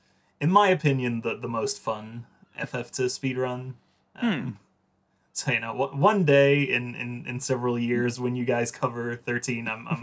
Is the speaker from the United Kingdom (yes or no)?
no; Netherlands; I'm from the Netherlands.